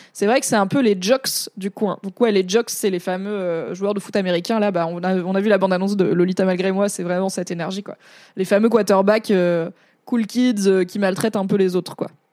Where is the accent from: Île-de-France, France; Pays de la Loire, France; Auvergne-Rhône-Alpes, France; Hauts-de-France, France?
Auvergne-Rhône-Alpes, France; Valence; moi, je, viens plutôt du sud-est. J'ai grandi dans la Drôme, qui est la limite de la Provence